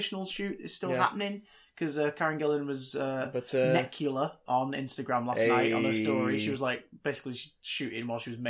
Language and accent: English; Manchester, North West England, United Kingdom; I think you just said that because we're both from Manchester.